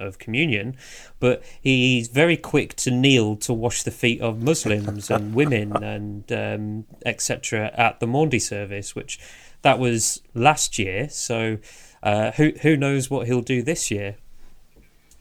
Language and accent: English; England, United Kingdom; we're very English